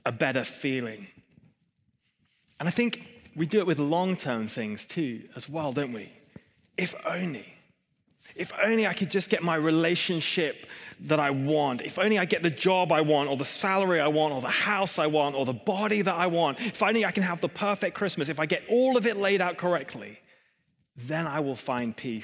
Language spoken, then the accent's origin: English; Hong Kong; moved away; I grew up in Hong Kong